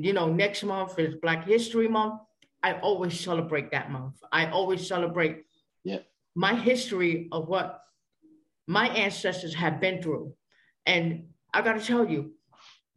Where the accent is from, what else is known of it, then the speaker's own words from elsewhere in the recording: New York, United States; I grew up in New York all my life.